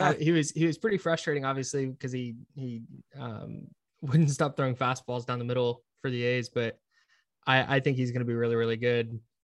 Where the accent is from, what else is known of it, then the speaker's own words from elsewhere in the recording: Brentwood, California, United States; I grew up in the East Bay. If you want to call it not the Bay Area, like I wouldn't argue with you, but I call it the Bay Area because it's easy. I grew up in Brentwood, so 45 minutes east of Oakland.